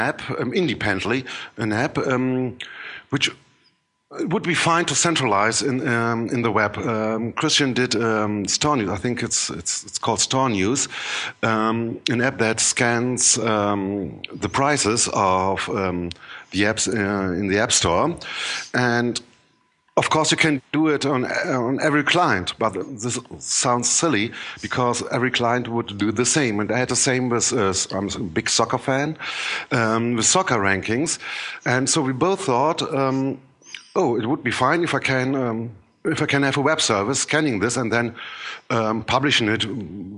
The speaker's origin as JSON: {"language": "English", "country": "Germany", "also_born_or_lived": "Cologne", "said": "Even it doesn't sound German, I'm a German sitting in Cologne, Germany"}